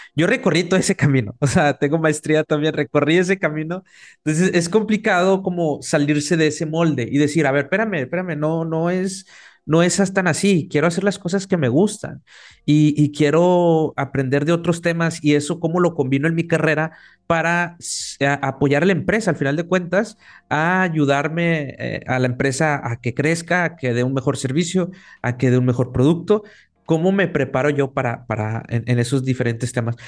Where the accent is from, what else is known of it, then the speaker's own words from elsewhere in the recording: Mexico; acá en México, los tres somos mexicanos